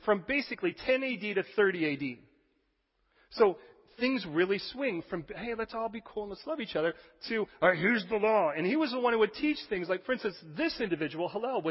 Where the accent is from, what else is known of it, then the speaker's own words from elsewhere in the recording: United States; as an American